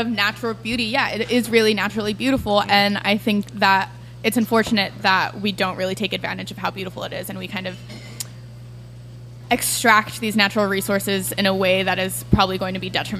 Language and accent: English; South Texas, United States; moved away as an adult; now in New Orleans, United States; I grew up in South Texas, very much on the border of Mexico, about 45 minutes north of South Padre Island, so just about as far south as you can go. And I came to New Orleans a little over 5 years ago.